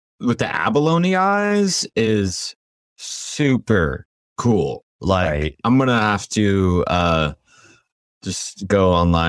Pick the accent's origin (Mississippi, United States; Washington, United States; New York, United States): Washington, United States; near Mount St. Helens, on the Columbia River; also born or lived in Port Angeles, Washington; I grew up, so I was born in Port Angeles, but I grew up about 30 minutes away from Mount St. Helens.